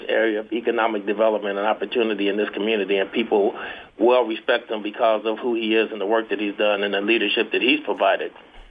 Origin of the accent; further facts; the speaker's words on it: San Francisco, California, United States; moved away as an adult; now in San Jose, United States; As a teenager, I grew up in Haight-Ashbury in San Francisco during the Summer of Love.